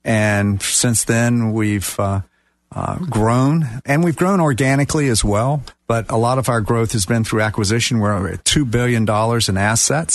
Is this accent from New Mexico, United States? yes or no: no; North Carolina, United States; also born or lived in Florida; now in Fort Pierce, United States; I'm originally from North Carolina, and I've been in Florida about 20 years